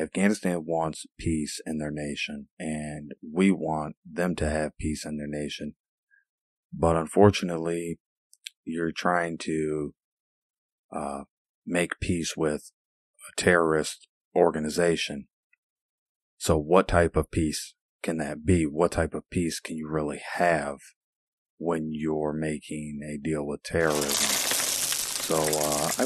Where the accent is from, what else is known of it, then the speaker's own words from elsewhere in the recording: Illinois, United States; here in my home state of Illinois